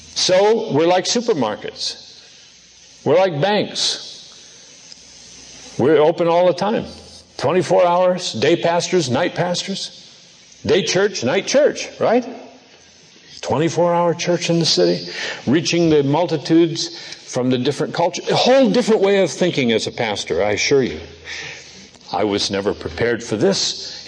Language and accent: English; Seattle, Washington, United States; moved away; also born or lived in Norway; Seattle, my old home area.